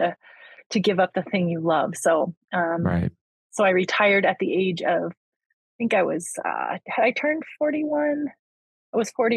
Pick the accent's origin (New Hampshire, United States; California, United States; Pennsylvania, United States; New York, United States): New Hampshire, United States; along the Vermont border; I grew up like along the Vermont border on the New Hampshire side